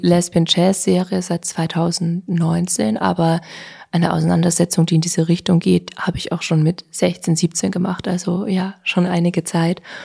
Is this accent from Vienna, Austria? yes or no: yes; Vienna, Austria; also born or lived in Berlin; Wien doch meine Heimat ist